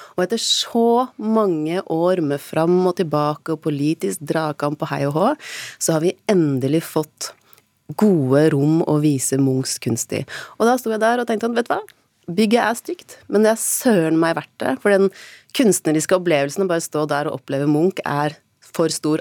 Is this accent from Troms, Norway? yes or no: no; Oslo, Norway; vi som er født og oppvokst i Oslo